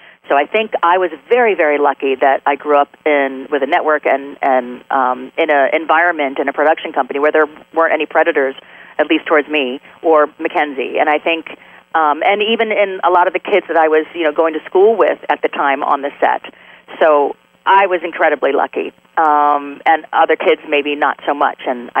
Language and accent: English; Delaware, United States; born there; also born or lived in Michigan; Philly fan because I was born in Delaware, so I lived there for a while, really close to Philly